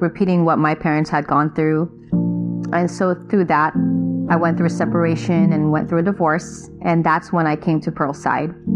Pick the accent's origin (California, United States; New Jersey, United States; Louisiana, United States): California, United States; Long Beach; also born or lived in Philippines; I grew up in Long Beach